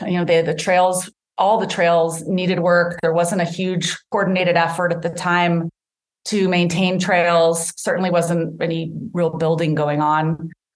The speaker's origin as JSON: {"language": "English", "town": "Boise", "region": "Idaho", "country": "United States", "tie": "born or raised there", "moved": "as an adult", "lives_now": "Tucson, United States", "said": "I grew up in Boise, Idaho"}